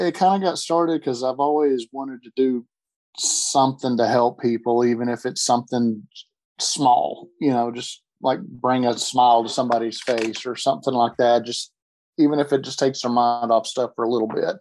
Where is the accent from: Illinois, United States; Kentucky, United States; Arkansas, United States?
Kentucky, United States; Lexington; now in Chattanooga, United States; I'm originally from Lexington, Kentucky